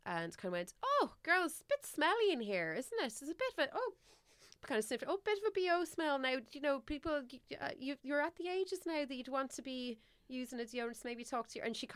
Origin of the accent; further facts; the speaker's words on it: Ireland; we're also Irish here